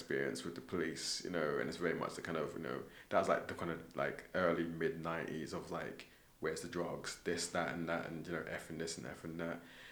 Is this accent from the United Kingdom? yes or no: yes; London, United Kingdom; moved away as an adult; now in Scotland, United Kingdom; growing up in London